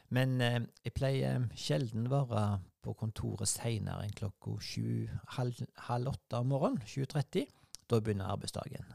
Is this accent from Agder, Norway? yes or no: no; Sveio, Vestland, Norway; jeg skulle bo hjemme på Lier i Sveio, der jeg vokste opp